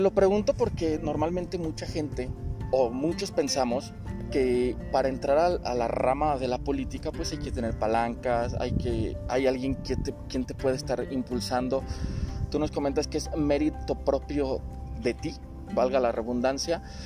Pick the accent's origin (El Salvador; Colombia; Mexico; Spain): Mexico; como buenos ciudadanos, como buenos mexicanos